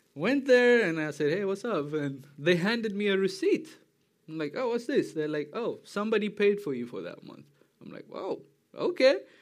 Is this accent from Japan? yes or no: no; Tanzania; moved away as an adult; also born or lived in Ethiopia; I'm from Ethiopia, East Africa, grew up in Tanzania